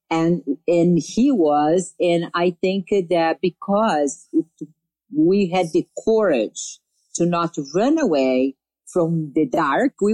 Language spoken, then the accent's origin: English; Brazil; I came from Brazil.